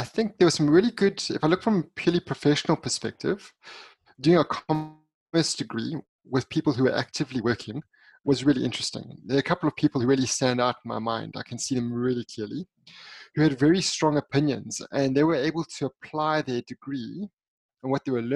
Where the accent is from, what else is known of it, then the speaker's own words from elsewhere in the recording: East London, Eastern Cape, South Africa; it all began in Cape Town, in fact, when I first entered the world. I grew up in East London, and that East London, South Africa